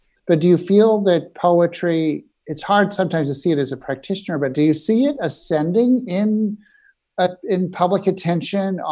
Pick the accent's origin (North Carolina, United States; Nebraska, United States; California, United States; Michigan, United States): Nebraska, United States; moved away; I grew up in Nebraska